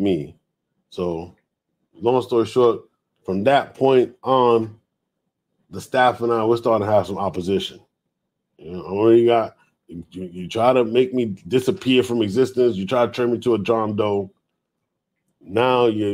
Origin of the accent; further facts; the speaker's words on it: New York City, New York, United States; moved away as an adult; also born or lived in Harlem / Georgia; I grew up in the Bronx